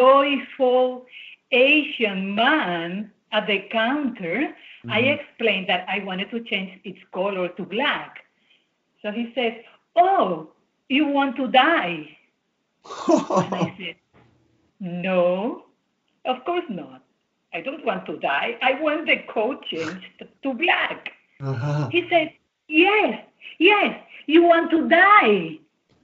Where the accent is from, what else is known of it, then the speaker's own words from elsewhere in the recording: Puerto Rico; English is a second language; moved away as an adult; also born or lived in Dominican Republic / New York; I was born in the Dominican Republic and raised in Puerto Rico